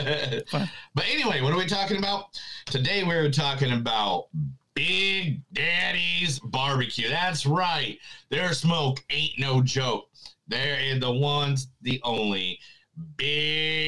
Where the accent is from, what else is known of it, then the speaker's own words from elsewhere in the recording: Indiana, United States; now in Tulsa, United States; I'm from the Amish fields of Indiana